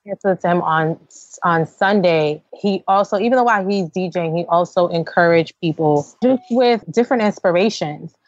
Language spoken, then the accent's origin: English; New York City, New York, United States; we're from New York City